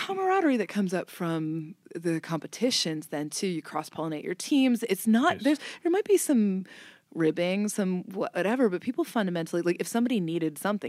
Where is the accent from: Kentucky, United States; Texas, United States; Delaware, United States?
Kentucky, United States; I grew up in Kentucky, but we didn't really have barbecue in the part where I grew up.